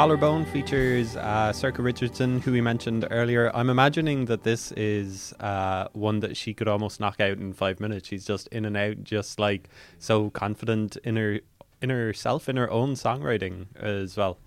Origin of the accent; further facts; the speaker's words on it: Ireland; as Irish people